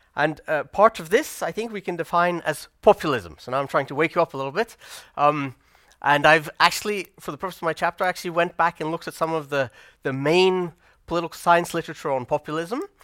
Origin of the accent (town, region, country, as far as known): Norway